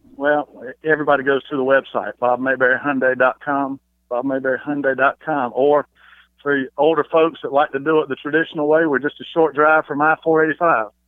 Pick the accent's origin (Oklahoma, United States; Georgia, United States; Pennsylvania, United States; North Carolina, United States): North Carolina, United States; Charlotte; I'm from Charlotte